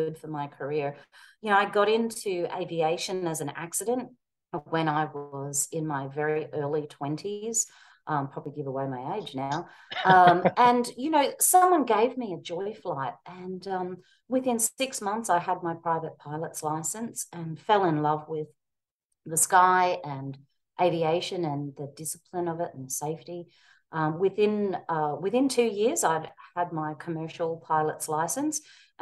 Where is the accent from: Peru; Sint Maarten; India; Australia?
Australia; Queensland; moved away as an adult; also born or lived in Melbourne, Australia / London, United Kingdom; now in United States; I'm a Queenslander who migrated to Melbourne and obviously grew up in Australia, lived there most of my life